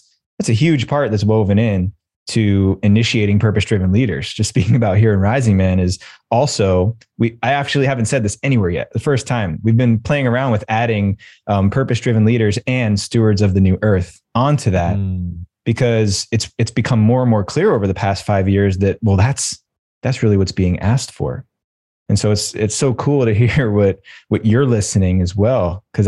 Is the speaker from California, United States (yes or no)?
no; New York, United States; And we were 17, 18 years old, and we were all growing up in the New York City suburbs.